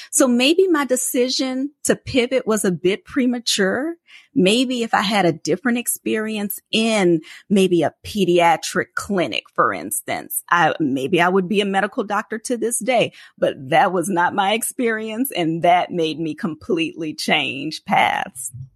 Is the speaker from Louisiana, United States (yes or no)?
yes; New Orleans, Louisiana, United States; It's about five hours away from where I grew up in New Orleans